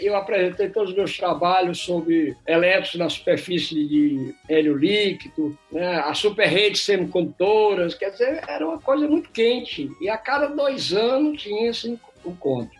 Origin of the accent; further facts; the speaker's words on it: Fortaleza, Ceará, Brazil; moved away; Eu nasci em Fortaleza, me formei em física na Universidade Federal do Ceará